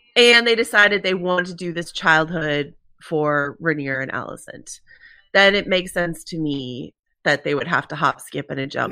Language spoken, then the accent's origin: English; United States; accent: American; my American accent